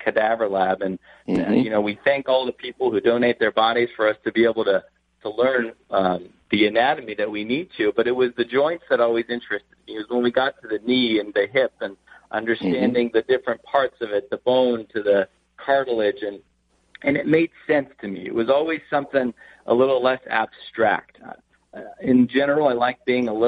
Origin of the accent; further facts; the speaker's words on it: Arcadia, California, United States; I grew up in Los Angeles. I grew up in a town called Arcadia, close to Pasadena area